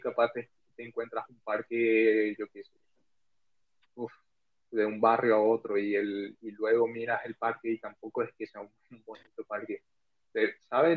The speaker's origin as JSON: {"language": "Spanish", "country": "Paraguay", "moved": "as an adult", "lives_now": "Spain", "said": "soy paraguayo y vivo desde hace un año"}